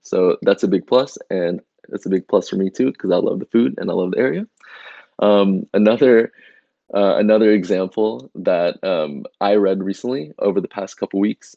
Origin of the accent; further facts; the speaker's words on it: Indonesia; my home country of Indonesia